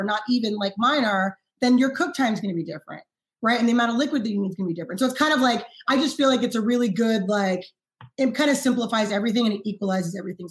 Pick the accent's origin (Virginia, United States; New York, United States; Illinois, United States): New York, United States; New York City; moved away; I grew up in Harlem